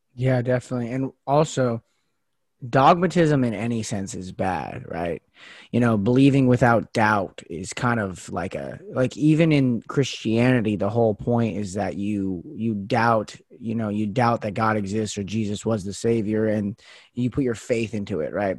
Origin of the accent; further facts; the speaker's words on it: United States; as American citizens